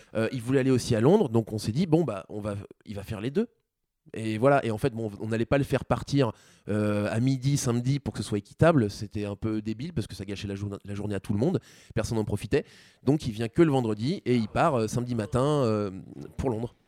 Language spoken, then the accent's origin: French; France; nous en tant que Français